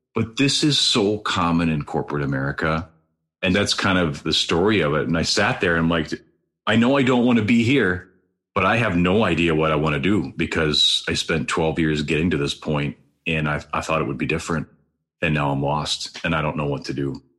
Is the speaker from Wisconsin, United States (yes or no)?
yes; Wisconsin, United States; also born or lived in Green Bay, Wisconsin; Green Bay, where I grew up, that was just an hour, 15 minute drive straight north from my hometown